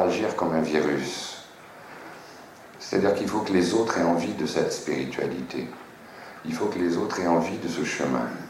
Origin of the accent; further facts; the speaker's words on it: France; je suis un Français